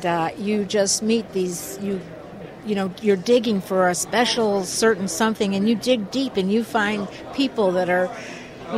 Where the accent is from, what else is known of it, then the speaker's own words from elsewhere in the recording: Detroit, Michigan, United States; moved away; I'm from Detroit, Michigan